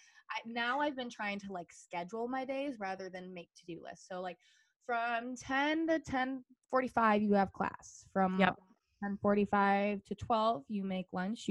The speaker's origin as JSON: {"language": "English", "region": "Michigan", "country": "United States", "tie": "born or raised there", "said": "I'm a bartender here at a restaurant in my hometown"}